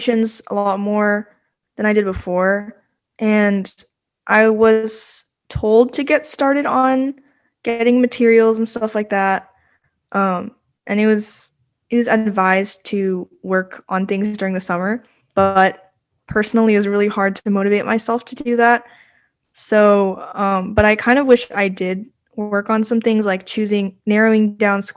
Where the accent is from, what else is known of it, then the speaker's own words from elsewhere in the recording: Virginia, United States; I'm a senior from Virginia